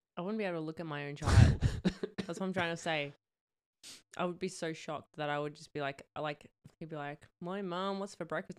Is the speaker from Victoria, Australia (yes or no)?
no; New South Wales, Australia; now in Queensland, Australia; I'm from New South Wales